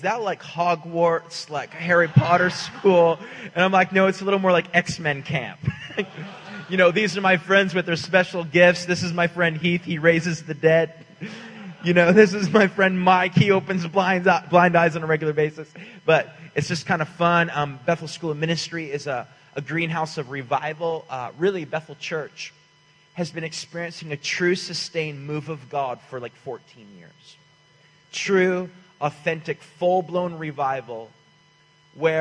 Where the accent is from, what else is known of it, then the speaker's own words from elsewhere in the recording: Canada; now in Redding, United States; I'm from the nation of Canada originally. I'm Canadian